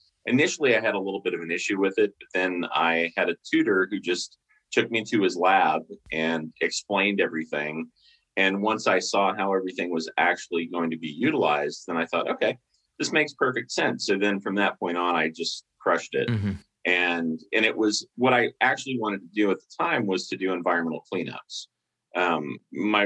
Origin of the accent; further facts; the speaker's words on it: New Orleans, Louisiana, United States; moved away as an adult; also born or lived in Mississippi; I moved from New Orleans, where I grew up